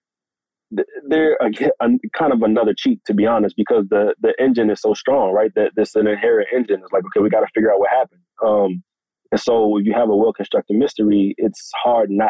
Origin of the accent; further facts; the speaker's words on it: Washington, District of Columbia, United States; Washington, D.C., my hometown